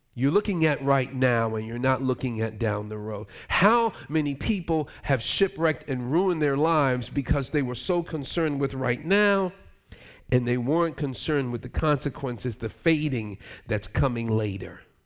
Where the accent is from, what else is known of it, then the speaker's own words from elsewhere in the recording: United States; moved away as an adult; also born or lived in Switzerland; I'm American